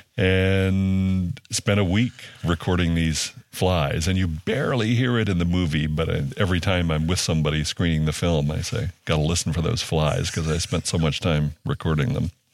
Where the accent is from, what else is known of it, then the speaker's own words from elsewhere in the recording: Louisiana, United States; moved away; also born or lived in Ohio; I grew up in Louisiana and often in, uh, rural places.